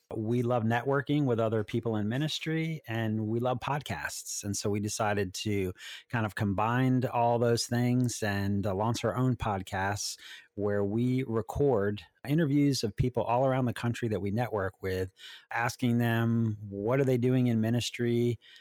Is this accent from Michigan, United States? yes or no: no; Maryland, United States; also born or lived in Washington, D.C.; I was born in Washington, D C, and have lived most of my life in Maryland